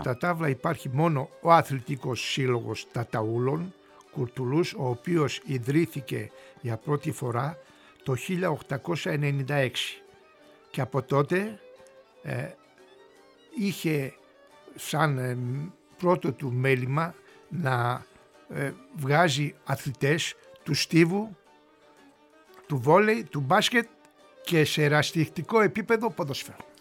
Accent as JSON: {"language": "Greek", "region": "Istanbul", "country": "Turkey", "tie": "born or raised there", "moved": "as an adult", "lives_now": "Greece", "said": "Γεννήθηκα και μεγάλωσα στην περιοχή"}